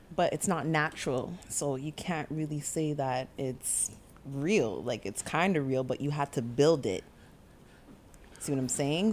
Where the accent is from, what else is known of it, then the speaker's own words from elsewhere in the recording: Jamaica; I'm Jamaican